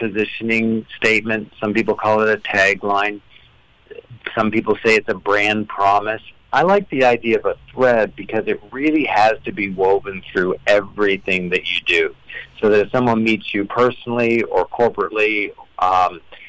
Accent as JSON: {"language": "English", "country": "Canada", "accent": "Canadian", "said": "I am Canadian"}